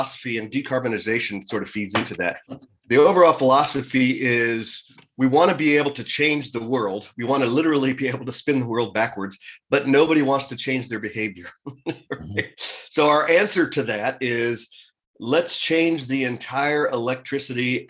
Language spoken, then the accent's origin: English; United States; as an American